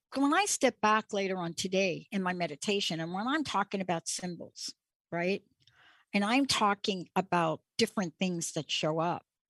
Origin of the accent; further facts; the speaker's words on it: East Coast, United States; moved away; I'm from the East Coast